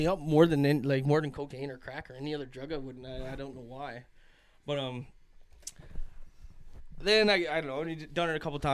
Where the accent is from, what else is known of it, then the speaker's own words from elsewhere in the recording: Glace Bay, Nova Scotia, Canada; I'm from Glace Bay, Cape Breton